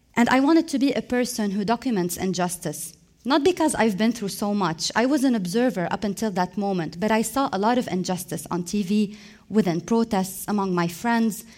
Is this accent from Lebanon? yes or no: yes; Lebanon; moved away as an adult; I was emotionally tired from Lebanon. It hadn't been given me any opportunities, so I decided to leave for a while